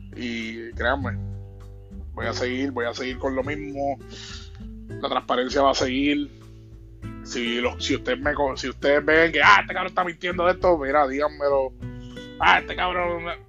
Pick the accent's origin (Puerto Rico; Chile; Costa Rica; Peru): Puerto Rico; Bayamón; Bayamón, mi ciudad natal